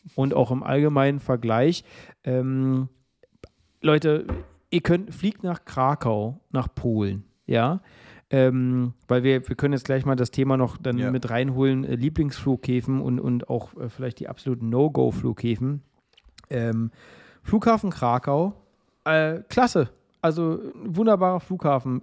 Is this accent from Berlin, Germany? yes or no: yes; Berlin, Germany; ich bin ja Berliner, also wirklich hier auch geboren und groß geworden